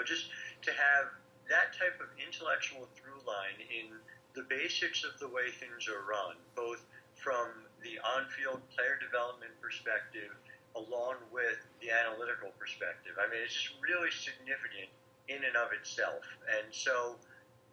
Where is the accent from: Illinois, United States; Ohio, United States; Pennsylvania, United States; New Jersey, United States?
New Jersey, United States; now in New York, United States; I grew up in South Jersey.